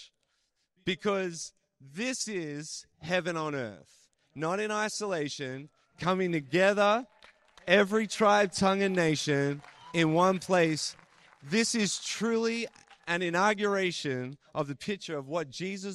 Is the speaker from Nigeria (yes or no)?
no; Australia; accent: Australian; now in Canada; why does this guy sound like an Australian? I was born in Australia.